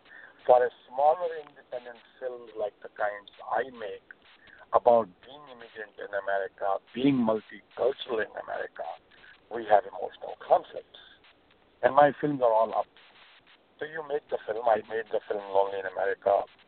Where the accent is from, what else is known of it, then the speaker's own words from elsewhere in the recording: New York, United States; Well, I grew up in the Upper West Side. I knew the Upper West Side very well.